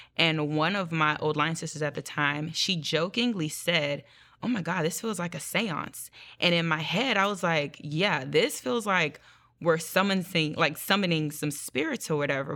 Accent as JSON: {"language": "English", "country": "Nigeria", "said": "I'm Nigerian, so religion is a big thing in our, um, culture"}